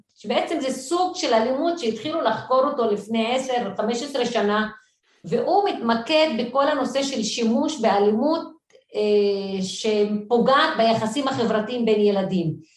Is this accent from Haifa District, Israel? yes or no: yes; Haifa, Haifa District, Israel; moved away as an adult; now in Jerusalem, Israel; גדלתי בשכונת מצוקה, בעיר חיפה